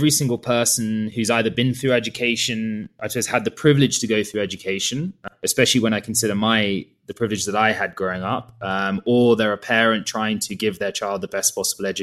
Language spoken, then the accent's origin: English; London, United Kingdom; moved away as an adult; also born or lived in Uganda; now in Kenya; I grew up in London, but my family's actually from Zimbabwe originally